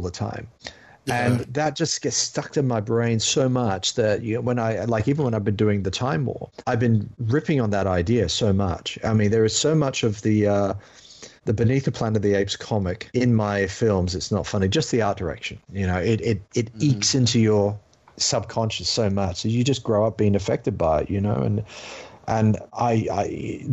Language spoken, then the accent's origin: English; England, United Kingdom; now in Australia; I grew up in England, then moved to Australia